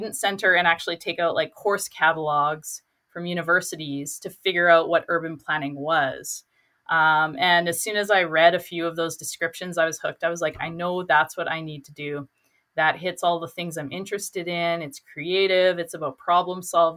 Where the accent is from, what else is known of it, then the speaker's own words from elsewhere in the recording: Fort Saskatchewan, Alberta, Canada; also born or lived in New Brunswick; now in Edmonton, Canada; I grew up in Fort Saskatchewan, so I was able to crash with my parents